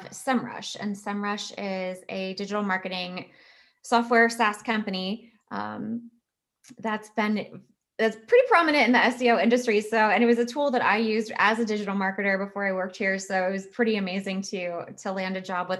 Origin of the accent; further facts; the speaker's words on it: Virginia Beach, Virginia, United States; moved away as an adult; now in Texas, United States; I was born and raised in Virginia.